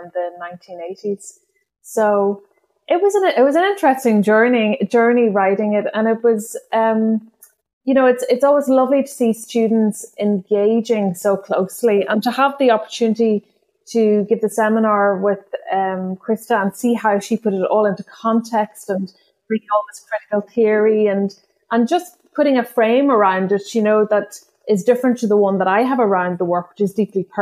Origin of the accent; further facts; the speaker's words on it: County Donegal, Ireland; first language Irish; English is a second language; growing up in Northwest Donegal